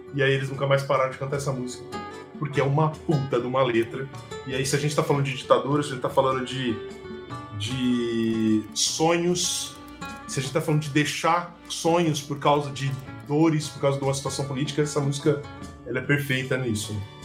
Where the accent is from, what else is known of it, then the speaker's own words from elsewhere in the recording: São José do Rio Preto, São Paulo, Brazil; moved away as an adult; also born or lived in Curitiba; eu sou de Rio Preto, é perto de Ribeirão Preto